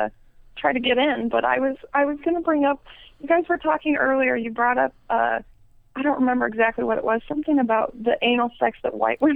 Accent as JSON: {"language": "English", "region": "Illinois", "country": "United States", "said": "I am from Illinois. I'm from a really, really tiny little itty bitty town"}